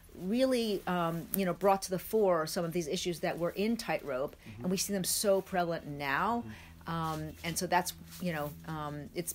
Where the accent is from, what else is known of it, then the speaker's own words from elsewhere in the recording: New York City, New York, United States; moved away as an adult; also born or lived in Hong Kong; I actually am from New York City, born and raised there